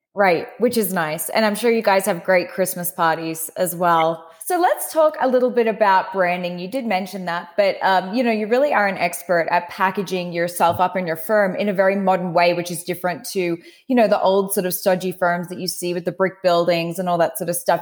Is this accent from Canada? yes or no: no; Australia; as an Aussie